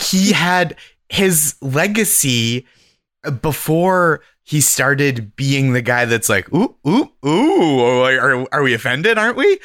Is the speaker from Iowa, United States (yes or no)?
no; Boston, Massachusetts, United States; I'm from Boston. I started stand-up in Boston. I'm from the Boston area